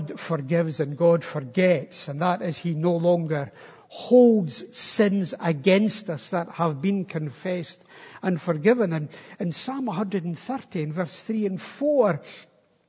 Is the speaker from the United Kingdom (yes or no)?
yes; Stenhousemuir, Scotland, United Kingdom; moved away as an adult; also born or lived in Istanbul; I was from Stenhouse Muir